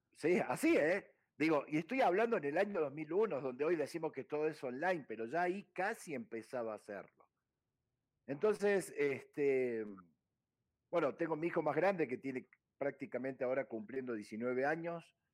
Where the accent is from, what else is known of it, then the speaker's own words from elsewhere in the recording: Córdoba, Argentina; moved away as an adult; Yo nací en una ciudad llamada Córdoba, que para el que no conoce está en el centro geográfico de Argentina